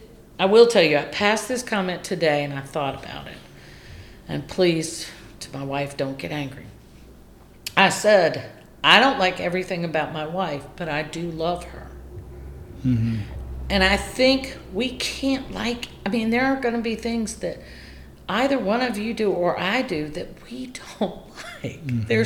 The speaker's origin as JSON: {"language": "English", "region": "the South", "country": "United States", "tie": "born or raised there", "said": "So because I grew up in the South, you just say, hey, how you doing?"}